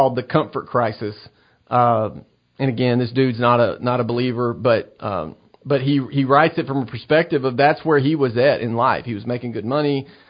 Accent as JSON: {"language": "English", "country": "United States", "said": "I'm an American"}